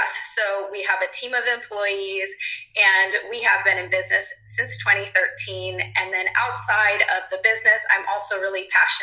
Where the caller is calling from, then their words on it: Providence, Rhode Island, United States; I am joining you from Providence, Rhode Island on the East Coast.